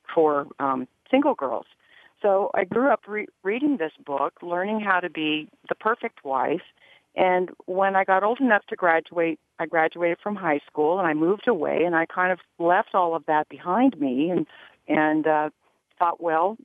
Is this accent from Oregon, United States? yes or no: no; Arizona, United States; moved away; I was raised reading back in Arizona as a kid